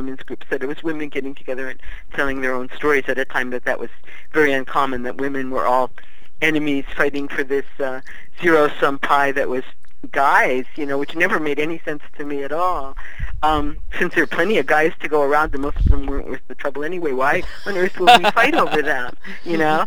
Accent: Maryland, United States; also born or lived in Virginia; I was born in Virginia and grew up in Maryland

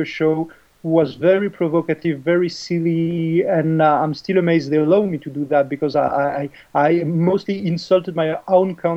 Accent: French Riviera, Provence-Alpes-Côte d'Azur, France; English is a second language; now in Paris, France; I was born in the French Riviera

